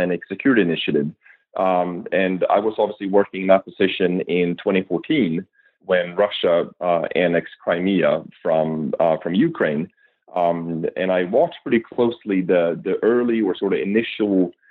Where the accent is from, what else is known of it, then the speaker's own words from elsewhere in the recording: Sweden; now in United States; I'm an immigrant from Sweden